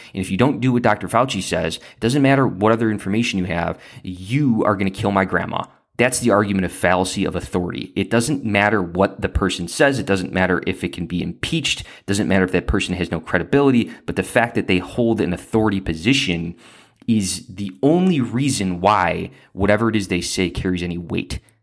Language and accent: English; Central Lake County, Illinois, United States; I grew up in Central Lake County.